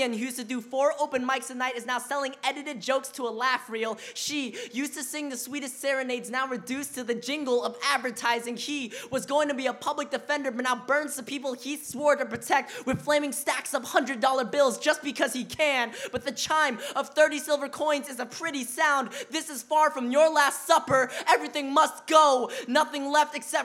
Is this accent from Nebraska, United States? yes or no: no; Portland, Oregon, United States; first language Vietnamese; growing up in Portland, Oregon